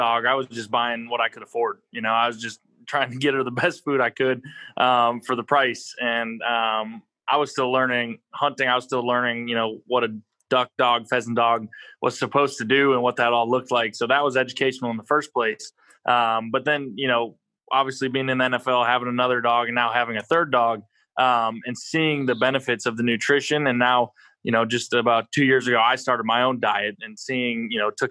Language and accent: English; North Dakota, United States; moved away as an adult; I grew up in North Dakota